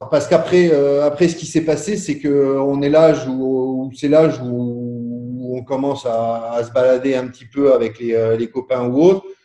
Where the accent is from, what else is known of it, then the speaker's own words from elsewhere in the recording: Boulay-Moselle, Grand Est, France; also born or lived in Marly; je suis né à Boulay